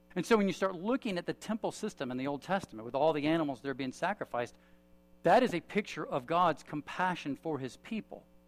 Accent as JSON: {"language": "English", "country": "United States", "said": "I'm an American"}